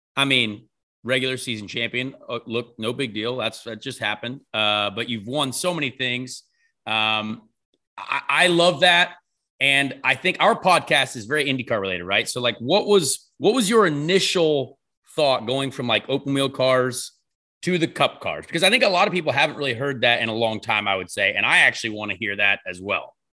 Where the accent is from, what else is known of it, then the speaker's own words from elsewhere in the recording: United States; we're American